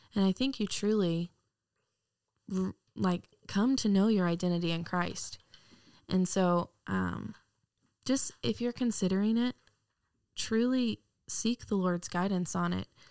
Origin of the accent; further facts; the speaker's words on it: Wylie, Texas, United States; I'm from Wiley, Texas. Grew up in Texas my entire life